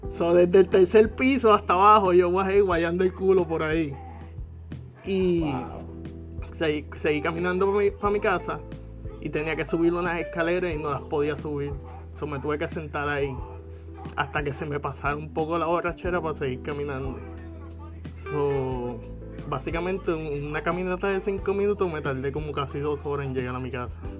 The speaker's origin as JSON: {"language": "Spanish", "country": "Puerto Rico", "also_born_or_lived": "Germany", "moved": "as an adult"}